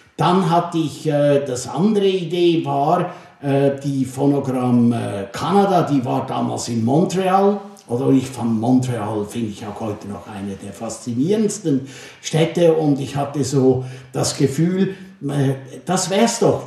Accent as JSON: {"language": "German", "country": "Switzerland", "tie": "born or raised there", "also_born_or_lived": "Germany", "moved": "as an adult", "lives_now": "Rhineland, Germany", "said": "als Schweizer in den großen Kanton versetzt zu werden"}